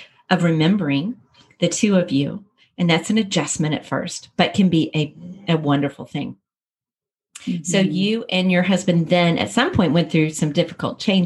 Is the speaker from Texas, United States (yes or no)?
yes; Texas, United States; being a Texas girl myself